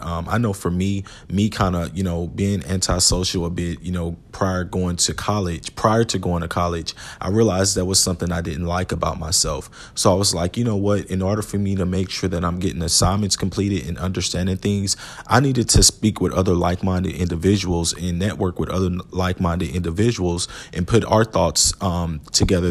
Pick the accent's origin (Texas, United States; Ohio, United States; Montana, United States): Texas, United States; Houston; about an hour and a half away from Houston, uh, which was my hometown